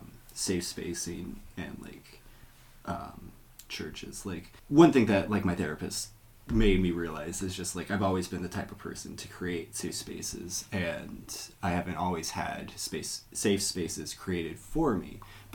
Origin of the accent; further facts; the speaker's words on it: Ohio, United States; Because, like, I came from Ohio, which is red state some of the time.